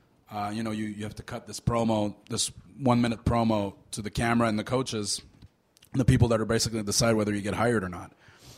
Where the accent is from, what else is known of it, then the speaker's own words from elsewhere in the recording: Canada; because we're both Canadian